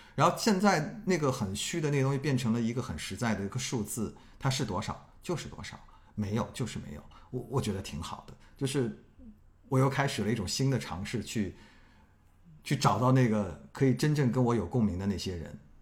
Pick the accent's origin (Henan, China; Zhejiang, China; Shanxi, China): Zhejiang, China; Hangzhou; moved away; also born or lived in Beijing; 我是去年从北京搬回了老家杭州